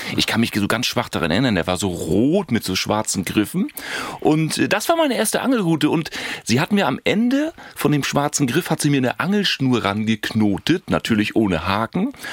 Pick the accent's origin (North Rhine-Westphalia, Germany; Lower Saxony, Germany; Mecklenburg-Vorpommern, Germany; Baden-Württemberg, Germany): Mecklenburg-Vorpommern, Germany; Schwerin; Ich bin ja auch Schweriner, ich bin hier groß geworden am Schweriner See